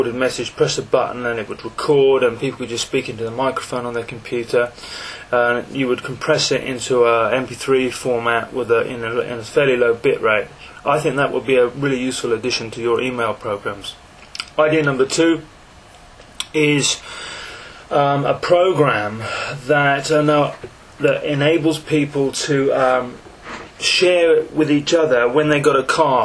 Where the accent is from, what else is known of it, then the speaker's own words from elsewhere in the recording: England, United Kingdom; I'm English, 43 years old